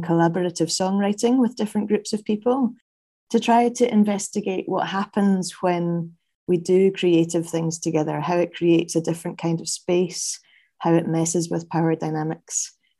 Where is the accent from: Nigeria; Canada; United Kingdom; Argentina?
United Kingdom; Glasgow, Scotland; moved away as an adult; now in Malmö, Sweden; I'm from Glasgow, but based in Sweden at the moment.